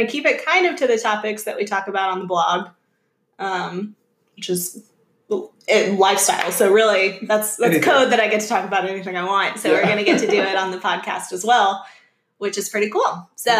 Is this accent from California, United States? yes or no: no; Atlanta, Georgia, United States; we're from Atlanta.